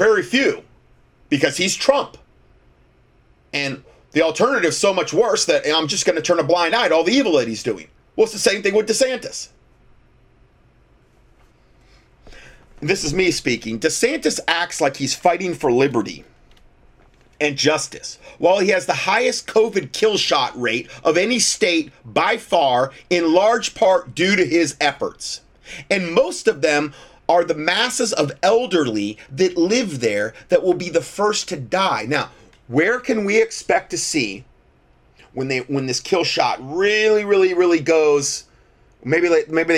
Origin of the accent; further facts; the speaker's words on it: Florida, United States; my Florida news site that I always check from my hometown